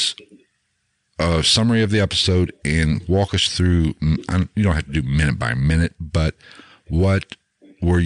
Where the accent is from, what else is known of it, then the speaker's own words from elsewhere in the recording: Ohio, United States; we're both from Ohio